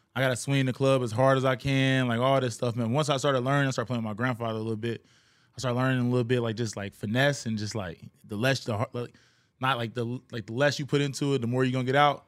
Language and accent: English; Cincinnati, Ohio, United States; also born or lived in Kentucky; now in Houston, United States; originally, I'm from Cincinnati